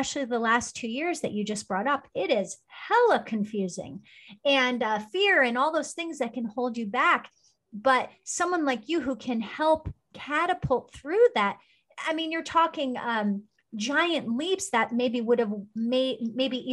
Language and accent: English; New Jersey, United States; moved away as an adult; also born or lived in Iowa; now in California, United States; growing up in New Jersey on the East Coast